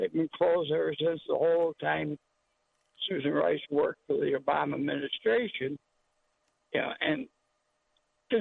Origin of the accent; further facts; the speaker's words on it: Newark, New Jersey, United States; I was born in New Jersey, Newark